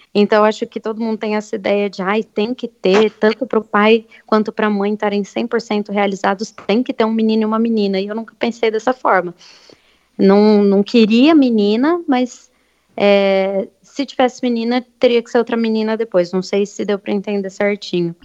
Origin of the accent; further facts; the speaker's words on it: Bariri, São Paulo, Brazil; now in Avaré, Brazil; apesar de também ser de Bariri, eu estou morando